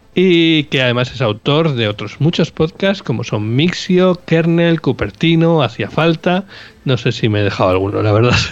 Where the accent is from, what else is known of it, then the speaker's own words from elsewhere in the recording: Bilbao, Basque Country, Spain; nosotros somos de Bilbao